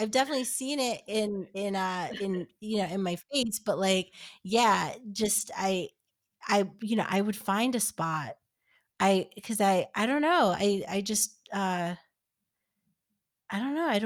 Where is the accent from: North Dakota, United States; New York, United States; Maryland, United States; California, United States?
New York, United States; And I yeah, and I I grew up in New York. I I've never experienced that.